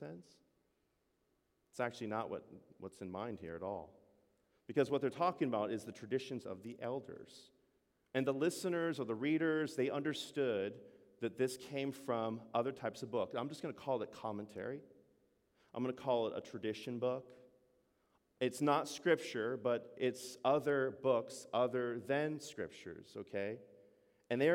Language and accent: English; United States; I'm an American